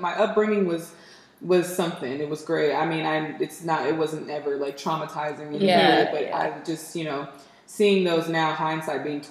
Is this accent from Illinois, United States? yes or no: yes; Belleville, Illinois, United States; I'm from this little city outside of St. Louis, Missouri called Belleville. And, you know, I just grew up there my whole life.